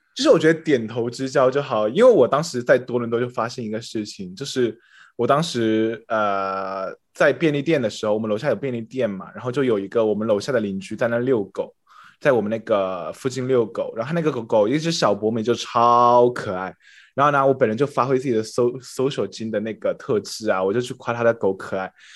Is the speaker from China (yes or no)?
yes; China; moved away; 我就是 中国人